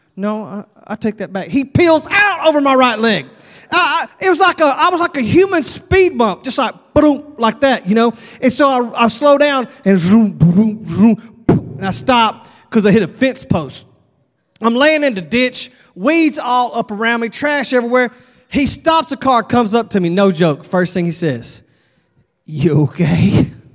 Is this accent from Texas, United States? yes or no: yes; Texas, United States; I'm from Texas